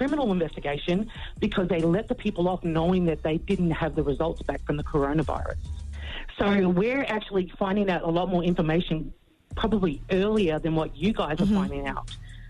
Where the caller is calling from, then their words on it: Australia; Oh, sorry. Yeah, no, I'm actually calling from Australia, and I've been listening every day for the last probably 5 years.